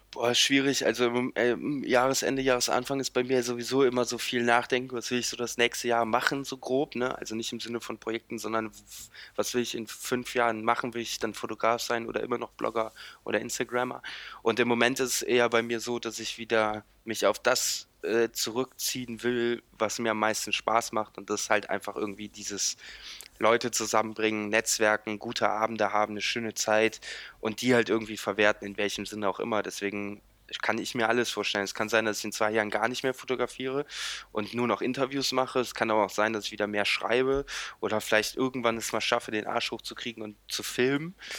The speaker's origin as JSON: {"language": "German", "town": "Lindlar", "region": "North Rhine-Westphalia", "country": "Germany", "tie": "born or raised there", "lives_now": "Cologne, Germany"}